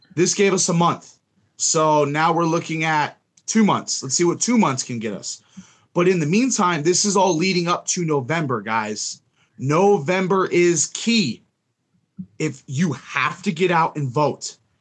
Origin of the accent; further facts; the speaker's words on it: Melbourne, Florida, United States; my hometown of Melbourne, Florida